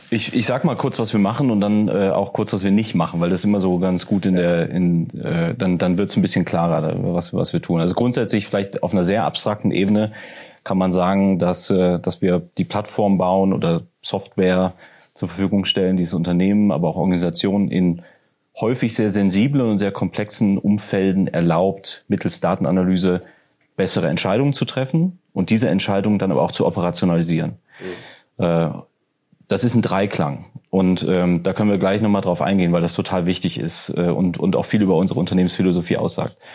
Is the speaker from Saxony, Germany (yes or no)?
no; North Rhine-Westphalia, Germany; also born or lived in Ruhrgebiet; ich komme aus, aus dem Rheinland. Ja. Ähm, und ich bin stolzer Rheinländer.